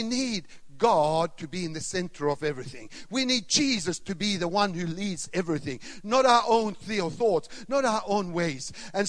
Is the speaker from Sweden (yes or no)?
yes; Sweden; also born or lived in Finland / Australia / Canada; now in Thailand; I was born in Sweden. I grew up in Sweden, Finland, Australia, Canada, and Thailand, 24 years now.